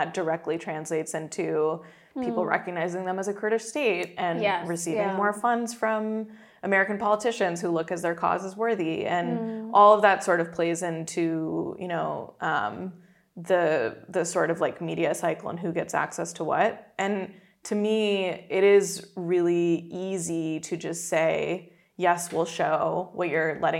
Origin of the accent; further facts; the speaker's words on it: Pakistan; Pakistan as my home country